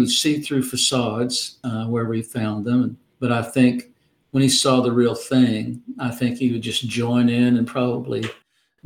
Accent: Arkansas, United States; My home state, Arkansas

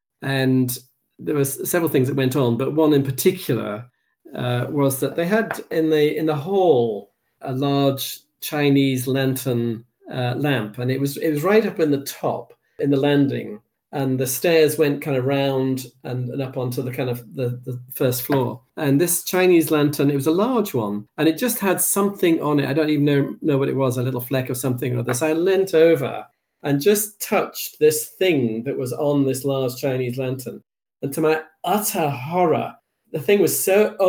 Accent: England, United Kingdom; now in Edinburgh, United Kingdom; And living in Scotland, and for a long, long time, I support Scotland. But I am English

